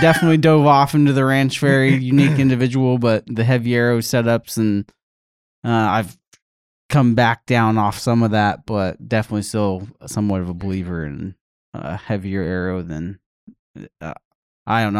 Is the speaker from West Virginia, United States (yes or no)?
no; Albuquerque, New Mexico, United States; also born or lived in The Woodlands, Texas; I am from Albuquerque, New Mexico. Grew up there my whole life, minus the year in Texas